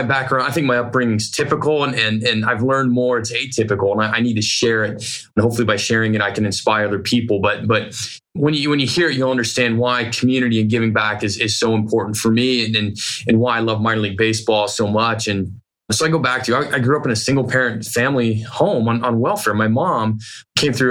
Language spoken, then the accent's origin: English; Bourbonnais, Illinois, United States; also born or lived in Ohio; now in Sacramento, United States; I was 5 years old at that time when we moved from Ohio to a small town, Illinois